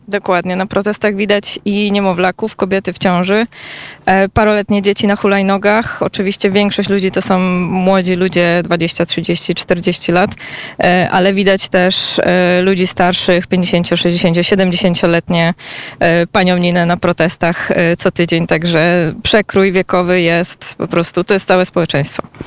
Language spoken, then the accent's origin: Polish; Poland; jestem z Polski